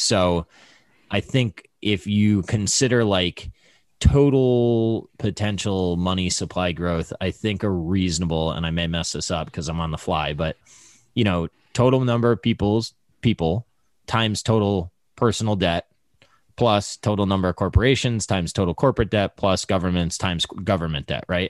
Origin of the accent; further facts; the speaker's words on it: United States; I was born in America